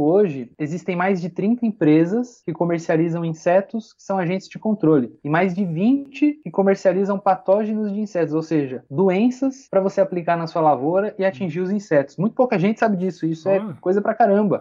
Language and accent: Portuguese; Matão, São Paulo, Brazil; Eu nasci, fui criado lá em Matão, é uma cidadezinha lá no interior, aqui no interior de São Paulo, bem pertinho de Araraquara